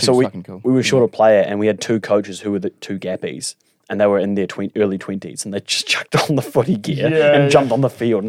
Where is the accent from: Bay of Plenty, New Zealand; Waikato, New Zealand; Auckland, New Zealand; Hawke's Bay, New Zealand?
Auckland, New Zealand; So yeah, I grew up in Auckland.